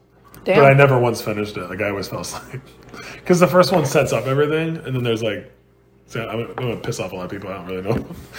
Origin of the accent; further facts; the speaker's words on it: Buffalo, New York, United States; moved away; also born or lived in Columbus, Ohio; I'm from Buffalo, New York originally. Huge Bills Mafia. Bills Mafia! And Sabres fan, you know, love my sports. From Buffalo originally. Then I lived in Columbus for a while, Columbus, Ohio.